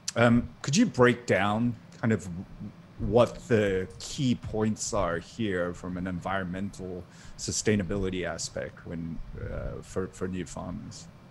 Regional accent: Singapore; now in Maryland, United States; I grew up in Singapore

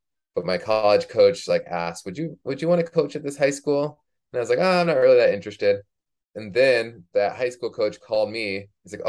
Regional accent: Minnesota, United States; also born or lived in Oklahoma / Michigan / New Mexico / Arizona; now in Colorado, United States; So I like to say I grew up in Minnesota, even though I only went to high school there.

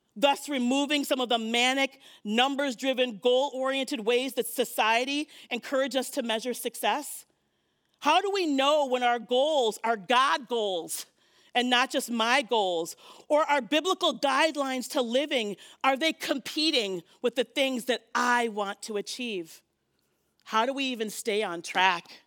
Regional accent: Minnesota, United States; I'm Minnesotan

